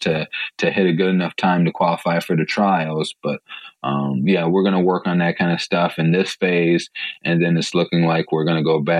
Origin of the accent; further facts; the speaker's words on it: Three Rivers, Michigan, United States; also born or lived in Chicago Heights, Illinois; I grew up in Three Rivers, Michigan. I was born in Chicago Heights